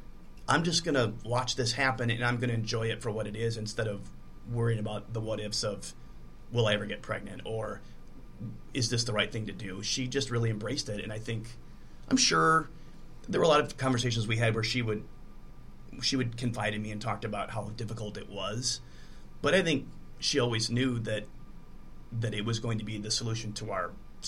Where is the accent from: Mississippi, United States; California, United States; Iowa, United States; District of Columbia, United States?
Iowa, United States; Dubuque; I'm from Dubuque originally, and so is my ex-wife.